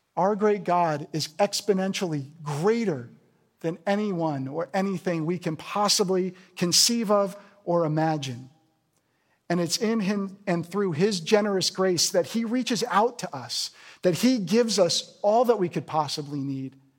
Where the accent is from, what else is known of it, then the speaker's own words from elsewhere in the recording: New Jersey, United States; moved away; I'm from New Jersey originally